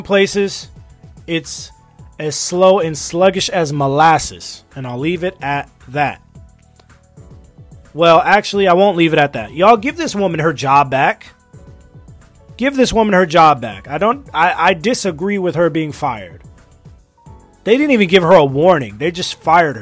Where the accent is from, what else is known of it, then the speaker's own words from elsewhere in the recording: United States; I'm an American